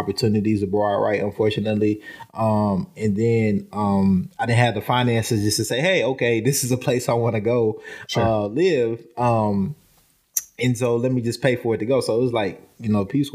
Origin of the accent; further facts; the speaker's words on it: Nashville, Tennessee, United States; also born or lived in Paraguay; Nashville, like, home is home.